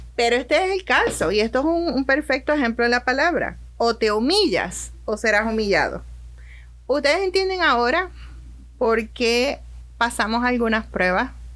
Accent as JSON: {"language": "Spanish", "country": "Puerto Rico", "moved": "as an adult", "lives_now": "Orlando, United States", "said": "Cuando yo llegué aquí a, Orlando, en mi país, en Puerto Rico"}